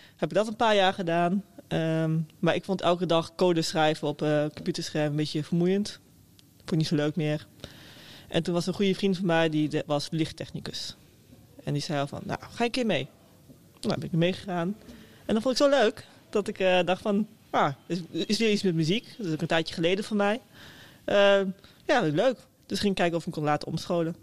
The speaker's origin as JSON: {"language": "Dutch", "town": "Meppel", "region": "Drenthe", "country": "Netherlands", "said": "ik kom uit Meppel. Dat is een klein, eh, klein, stadje boven Zwolle."}